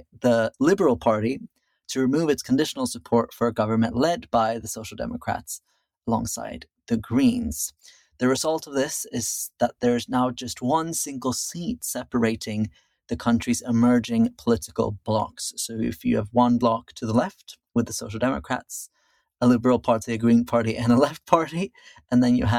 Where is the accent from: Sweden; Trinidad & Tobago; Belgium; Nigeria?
Sweden; Now to another government crisis in my home country of Sweden.